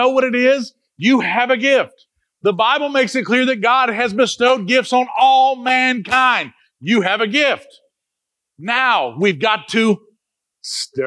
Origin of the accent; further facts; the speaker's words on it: Jamaica; We're Jamaican